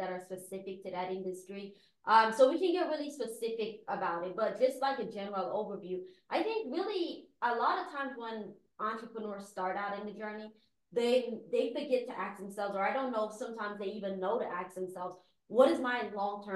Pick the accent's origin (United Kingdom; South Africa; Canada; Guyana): Guyana; now in United States; I am an immigrant. I was born in Guyana. Growing up there, my parents owned their own business